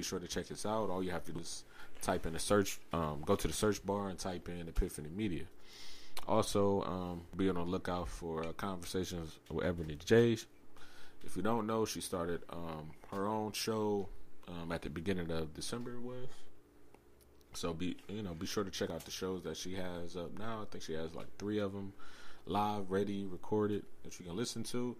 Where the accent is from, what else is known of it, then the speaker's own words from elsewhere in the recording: Cleveland, Ohio, United States; we're from Cleveland